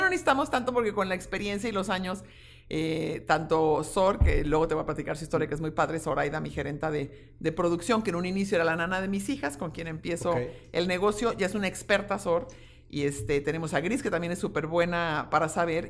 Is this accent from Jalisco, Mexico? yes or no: yes; Guadalajara, Jalisco, Mexico; soy una tapatía tengo 56 años, eh, siempre he estado y he vivido aquí